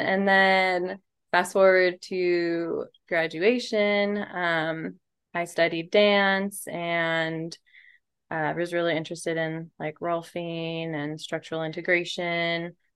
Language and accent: English; Seattle, Washington, United States; moved away as an adult; also born or lived in Olympia / San Diego; I grew up in Seattle